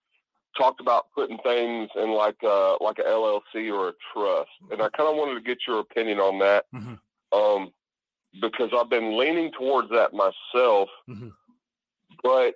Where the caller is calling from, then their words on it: South Carolina, United States; Hey, this is … South Carolina.